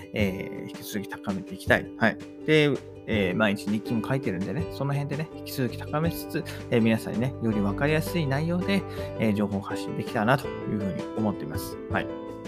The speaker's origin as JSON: {"language": "Japanese", "country": "Japan", "first_language": "Japanese", "said": "母国語である我々だったら日本語"}